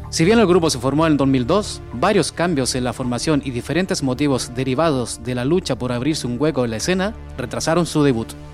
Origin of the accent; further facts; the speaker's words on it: Chile; now in Spain; mi país, Chile